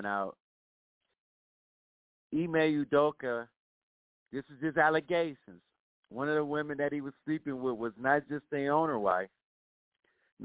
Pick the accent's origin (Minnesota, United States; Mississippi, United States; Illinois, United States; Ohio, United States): Ohio, United States; Cleveland; the Indians second because it is my hometown